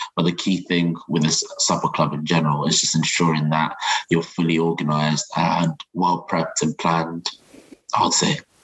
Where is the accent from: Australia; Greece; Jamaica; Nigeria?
Nigeria; moved away; I'm originally from Nigeria